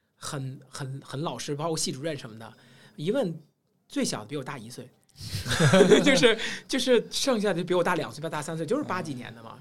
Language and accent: Chinese; China; 我们中国人讲究三十而立嘛